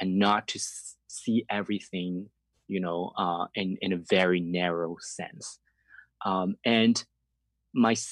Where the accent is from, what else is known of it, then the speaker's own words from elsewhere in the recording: southern China, China; English is a second language; moved away as an adult; also born or lived in Beijing, China; now in Toronto, Canada; I'm Chinese, I was born and raised in China